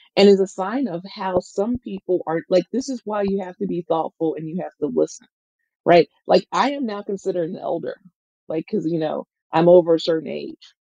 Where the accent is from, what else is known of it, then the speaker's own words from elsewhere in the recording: Mississippi, United States; moved away; I'm from Mississippi